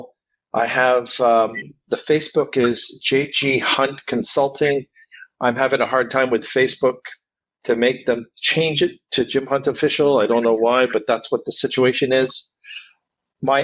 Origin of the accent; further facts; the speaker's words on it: Canada; Now I'm Canadian.